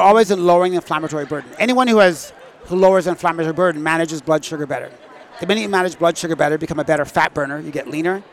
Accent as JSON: {"language": "English", "region": "Manitoba", "country": "Canada", "tie": "born or raised there", "said": "Growing up in Manitoba"}